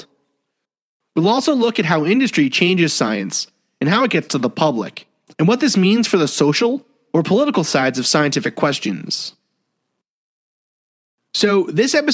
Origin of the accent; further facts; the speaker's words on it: New York City, New York, United States; where I grew up in Staten Island